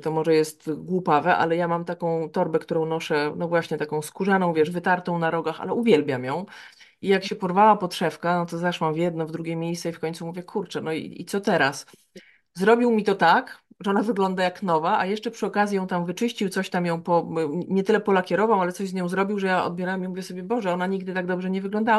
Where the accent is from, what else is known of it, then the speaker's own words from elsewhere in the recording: Białystok, Podlaskie Voivodeship, Poland; ja pochodzę z Białego Stoku.